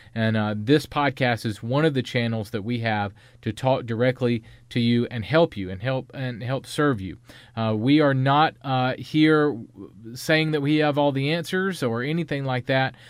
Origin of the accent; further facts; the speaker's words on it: the South, United States; I'm from North and South Carolina